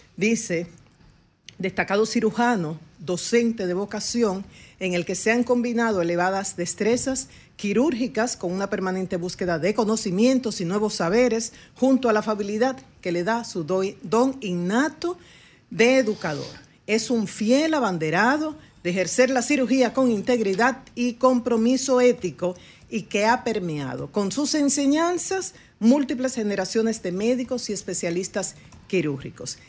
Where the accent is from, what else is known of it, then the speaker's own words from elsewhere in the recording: Dominican Republic; como dominicanos